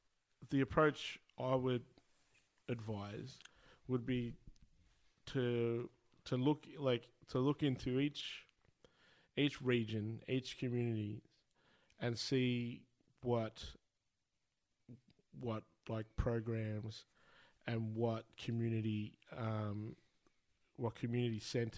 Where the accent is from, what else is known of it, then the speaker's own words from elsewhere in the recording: Shepparton, Victoria, Australia; growing up in Shepparton